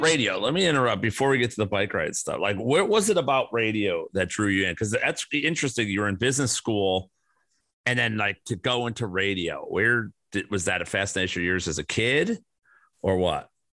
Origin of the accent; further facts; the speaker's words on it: Chicago, Illinois, United States; growing up in Chicago